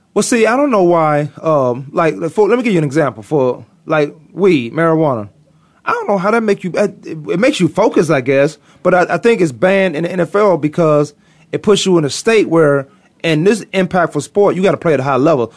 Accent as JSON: {"language": "English", "region": "Virginia", "country": "United States", "said": "I'm from Virginia"}